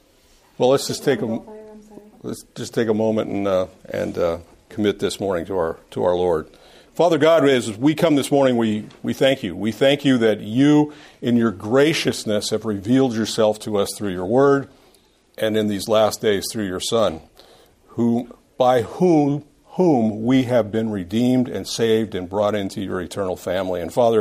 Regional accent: Scotland, United Kingdom; Anyway, I'm not Irish. I'm Scottish. I don't say it right.

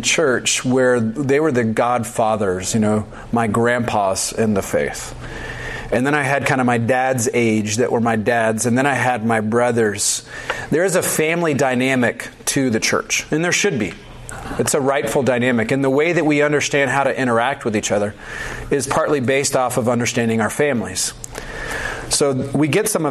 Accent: the South, United States; I'm from the South

